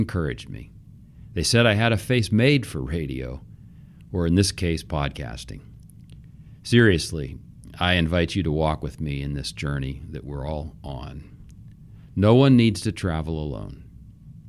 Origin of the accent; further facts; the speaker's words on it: Pittsburgh, Pennsylvania, United States; now in Sylvania, United States; We grew up in Pittsburgh, Pennsylvania, which, by the way, makes us Steeler fans